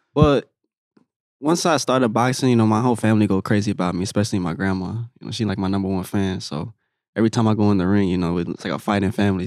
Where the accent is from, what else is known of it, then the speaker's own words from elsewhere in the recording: Orlando, Florida, United States; here in my hometown, actually, in Orlando